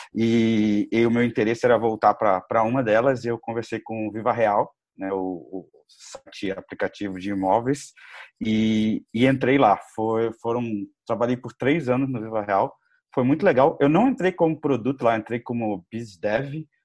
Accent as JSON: {"language": "Portuguese", "region": "Rio de Janeiro", "country": "Brazil", "also_born_or_lived": "Berkeley, United States", "said": "sou carioca também, fiz a faculdade no Rio"}